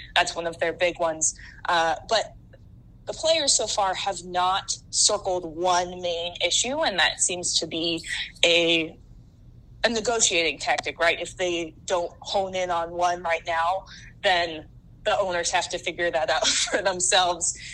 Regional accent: Seattle, Washington, United States; moved away as an adult; also born or lived in San Francisco; now in Chicago, United States; I'm originally from Seattle

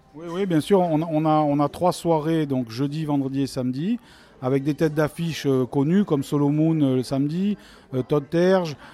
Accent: Marseille, Provence-Alpes-Côte d'Azur, France; nous sommes Marseillais

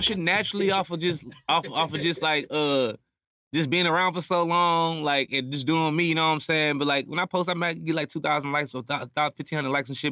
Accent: Houston, Texas, United States; I'm from Houston

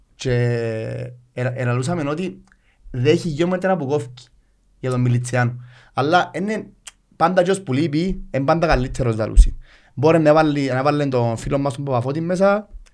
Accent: Nicosia, Nicosia District, Cyprus; moved away as an adult; now in Limassol, Cyprus; Είμαι Λευκοσία

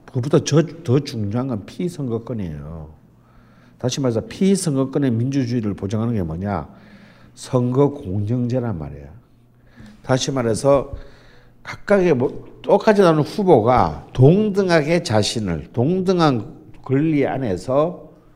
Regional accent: Jeolla, South Korea; 저는 전라도

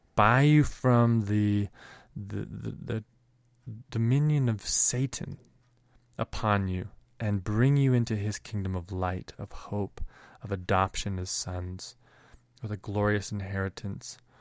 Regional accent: Canada; both, uh, Mike and I growing up in Canada

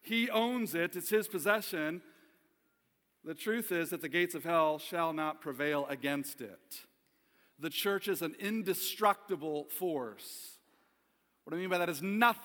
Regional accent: Ohio, United States; moved away as an adult; also born or lived in Kalamazoo, Michigan; I was born in 1974 in Kalamazoo, Michigan. My father was pastoring a small little church in Plainwell, Michigan at the time. And at 6 months of age for me, my father received a call to pastor a small church in Ohio. And I grew up in what many called a Mayberry-like town

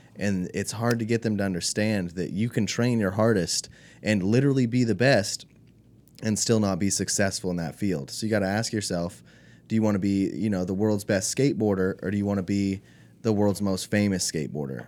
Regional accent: California, United States; moved away; also born or lived in Alaska / Spain; I'm mostly from California

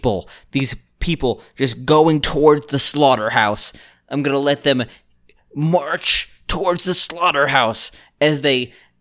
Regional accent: Gambia; I'm from the Gambia

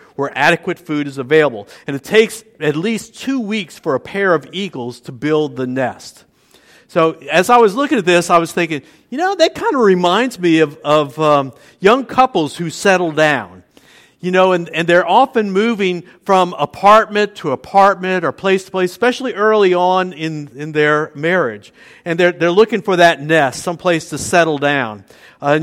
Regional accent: New Orleans, Louisiana, United States; also born or lived in Metairie; now in Luling, United States; I was born in New Orleans, and at first we lived in an apartment next to my mom's parents on the City Park end of Esplanade Avenue

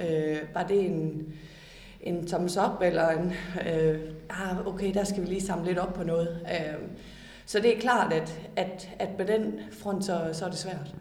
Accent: Denmark

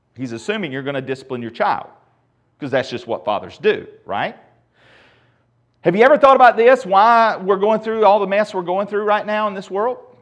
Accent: United States

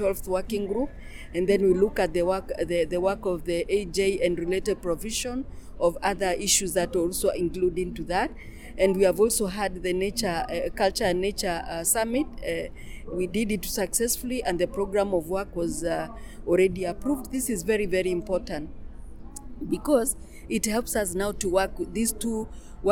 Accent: Kenya; I'm from Kenya. I'm a Maasai

